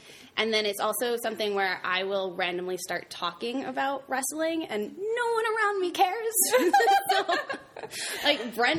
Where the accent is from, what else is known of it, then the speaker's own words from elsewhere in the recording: Brookfield, Connecticut, United States; I went to high school in Brookfield, Connecticut. That's where I'm from, everyone.